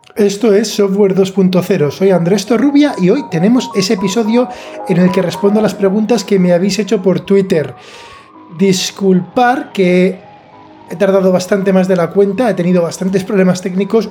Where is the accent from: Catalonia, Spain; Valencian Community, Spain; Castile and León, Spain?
Valencian Community, Spain; Alicante; yo soy de Alicante